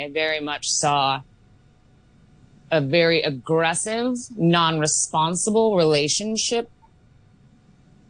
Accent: Oregon, United States; now in Hong Kong; I'm from the States, where we have very strict laws on alcohol, specifically in Oregon.

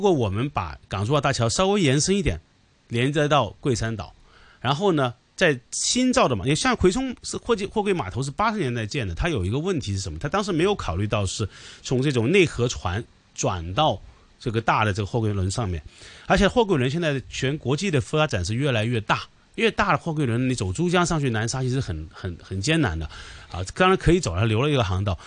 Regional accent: Hong Kong

